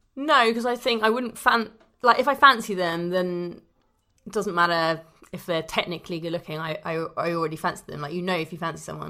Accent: London, United Kingdom; I'm a Londoner

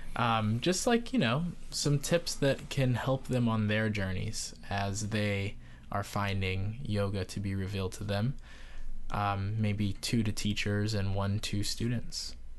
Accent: Barbados; being from Barbados

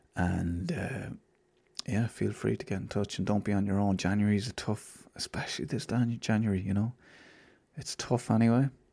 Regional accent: Ireland; I'm Irish

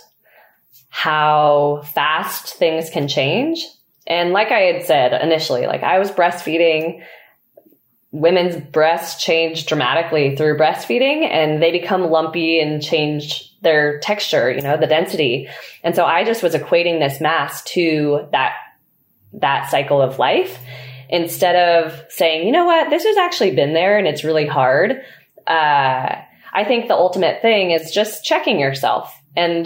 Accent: Truckee, California, United States; also born or lived in Mammoth Lakes, California; So I grew up in Truckee, California, and I was born and raised there

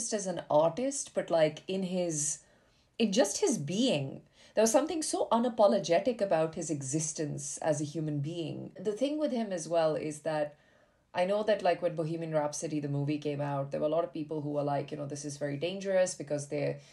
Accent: India; moved away; growing up in India, like as a young bisexual

